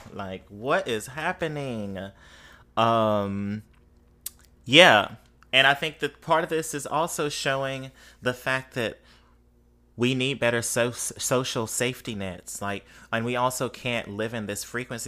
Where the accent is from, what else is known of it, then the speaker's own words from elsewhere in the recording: Mississippi, United States; now in New Orleans, United States; I grew up in Mississippi